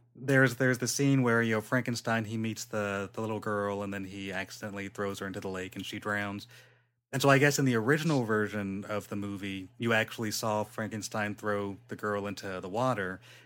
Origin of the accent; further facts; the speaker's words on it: Inland Empire, California, United States; I'm from the Inland Empire